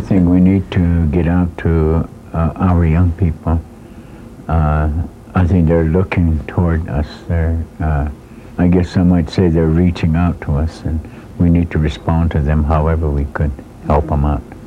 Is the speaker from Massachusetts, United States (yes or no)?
no; Browning, Montana, United States